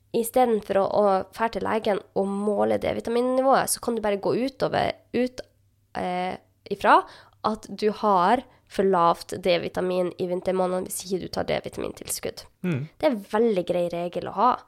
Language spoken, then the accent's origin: Norwegian; Northern Norway, Norway; jeg er jo fra Nord-Norge